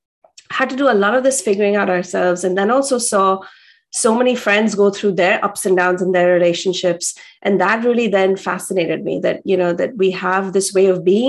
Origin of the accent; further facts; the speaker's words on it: India; I grew up in India